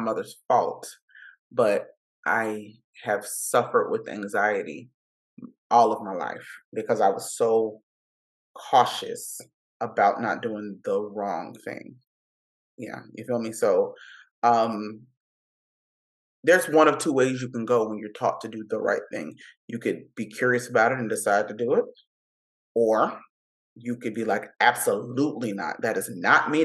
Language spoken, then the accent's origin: English; Miami, Florida, United States; first language English; moved away as an adult; now in Los Angeles, United States; I grew up in Miami